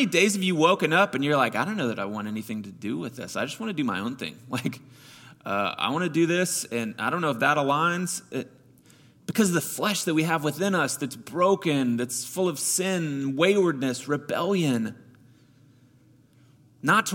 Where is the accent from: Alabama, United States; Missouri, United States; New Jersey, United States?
Missouri, United States; I grew up with him in Missouri